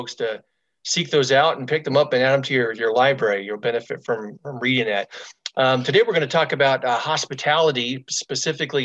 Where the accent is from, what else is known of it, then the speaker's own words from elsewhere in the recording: Stockton, California, United States; I'm from Northern California too. I was born and raised in Stockton